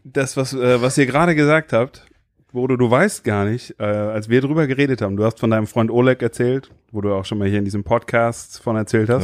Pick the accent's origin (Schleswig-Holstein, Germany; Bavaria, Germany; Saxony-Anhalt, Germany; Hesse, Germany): Hesse, Germany; Limburg an der Lahn; Ich bin in Limburg geboren.